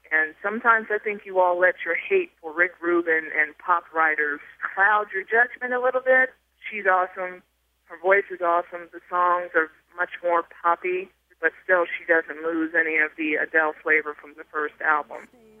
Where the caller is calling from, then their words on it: Washington, District of Columbia, United States; I'm calling from Washington, D.C.